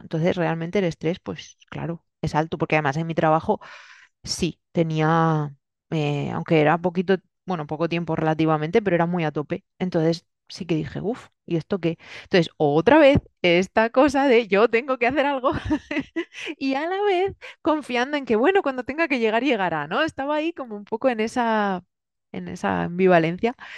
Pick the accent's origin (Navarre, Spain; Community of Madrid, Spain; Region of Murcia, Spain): Region of Murcia, Spain; Murcia; moved away as an adult; also born or lived in Germany; now in Valencia, Spain; yo viví gran parte de mi vida en Murcia, luego vine a Valencia a estudiar